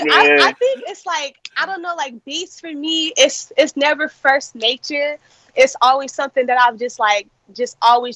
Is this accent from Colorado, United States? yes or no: no; Las Vegas, Nevada, United States; born and raised in Las Vegas. I'm a West Coast baby.